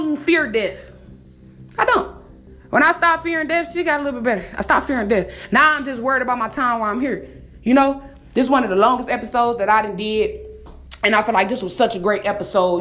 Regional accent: Detroit, Michigan, United States; I'm from Detroit

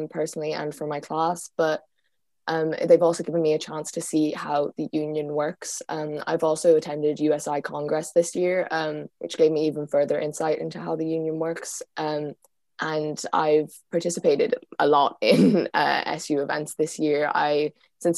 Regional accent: Galway, Connacht, Ireland; I'm from Galway

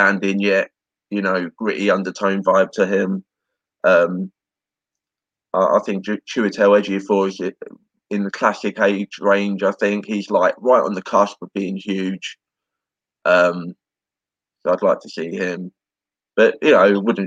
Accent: United Kingdom; I'm British

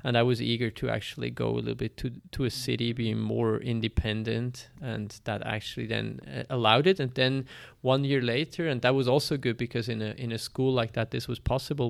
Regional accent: Belp, Bern, Switzerland; I was born in Switzerland, in Belp. Belp is a small town in the south of Bern

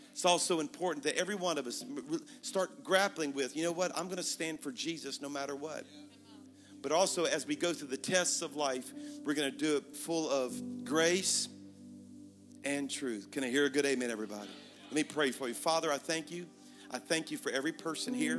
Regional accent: Baton Rouge, Louisiana, United States; now in Birmingham, United States; I was at my hometown in Baton Rouge, Louisiana, where I'm from

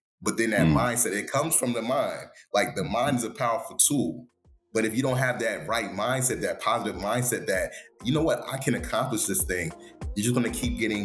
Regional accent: London, United Kingdom; moved away; I was actually born in London, and I settled in Stratford, so East London to be exact

